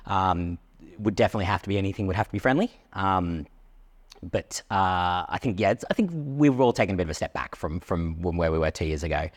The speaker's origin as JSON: {"language": "English", "country": "Australia", "said": "I'm Australian"}